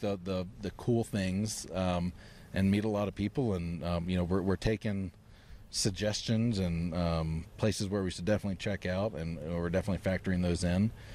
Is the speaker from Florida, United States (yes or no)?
yes; Florida, United States; moved away; also born or lived in Maryland; I was born in Maryland and then grew up in Florida